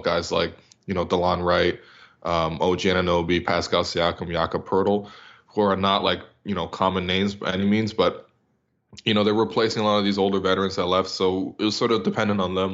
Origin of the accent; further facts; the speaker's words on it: Canada; as a Canadian, I have to, uh, I have to swear at you